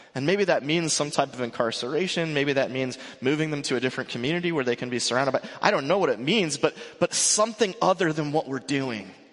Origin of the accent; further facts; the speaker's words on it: Mission Viejo, California, United States; also born or lived in North Carolina; I grew up in Mission Viejo. I grew up uh, right around here.